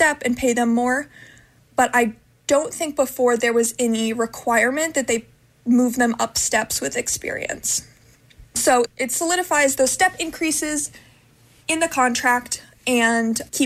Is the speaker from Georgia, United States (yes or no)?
no; Ohio, United States; moved away as an adult; now in California, United States; I'm from Ohio. I moved here during the first year